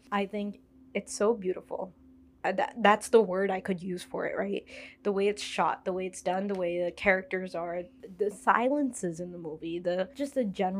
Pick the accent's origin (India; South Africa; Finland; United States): India; as an Indian watching the movie, I felt like this movie should be shown.